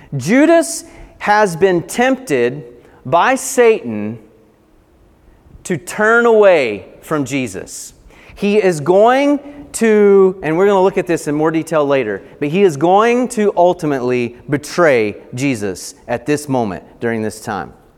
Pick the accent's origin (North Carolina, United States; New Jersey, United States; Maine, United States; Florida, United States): North Carolina, United States; Appalachian Mountains of; born or raised there